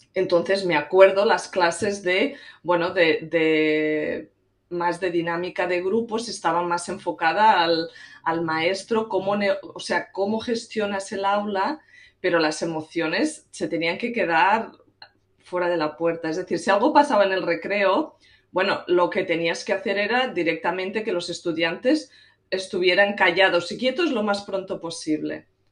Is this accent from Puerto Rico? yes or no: no; Catalonia, Spain; moved away as an adult; now in United States; Soy originalmente catalana, pero llevo en Estados Unidos unos 17 años